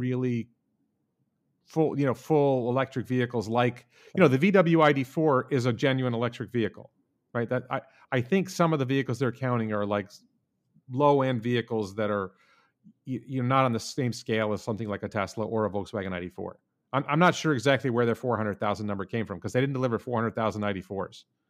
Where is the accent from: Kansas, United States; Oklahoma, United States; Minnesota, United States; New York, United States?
New York, United States; Guilderland; also born or lived in Houston, Texas / Stanford, California / Japan; I mostly grew up in the Albany, New York area, in the town